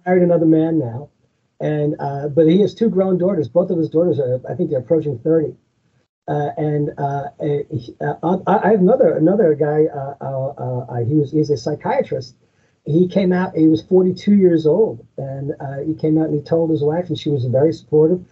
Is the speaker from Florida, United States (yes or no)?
no; Long Island, New York, United States; I'm originally from Long Island myself, and I've been living here for over 30 years